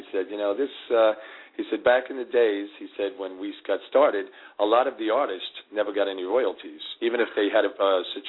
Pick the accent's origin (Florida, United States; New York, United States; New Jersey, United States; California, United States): New York, United States; New York City; Well, I was born on the Upper East Side. Okay. We used to call it East Harlem.